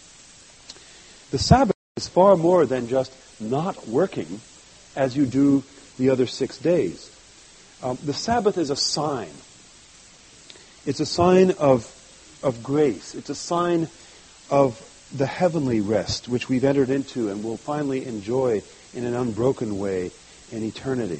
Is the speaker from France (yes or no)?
yes; France; moved away; I grew up in France